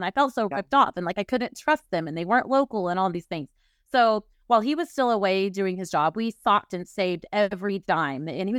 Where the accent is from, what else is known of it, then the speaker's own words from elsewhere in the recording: Oklahoma City, Oklahoma, United States; I was born in the Bible Belt, Oklahoma City, lived in a 10-mile radius my whole life.